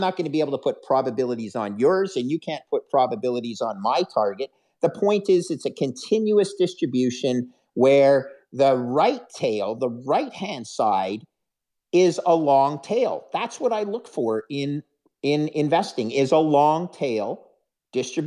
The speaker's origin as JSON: {"language": "English", "country": "Canada", "said": "a Canadian who's, fifth generation Canadian"}